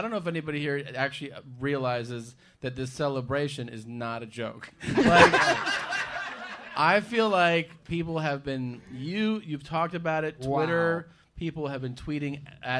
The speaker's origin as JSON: {"language": "English", "town": "Vero Beach", "region": "Florida", "country": "United States", "tie": "born or raised there", "moved": "yes", "said": "I went to a high school in Vero Beach."}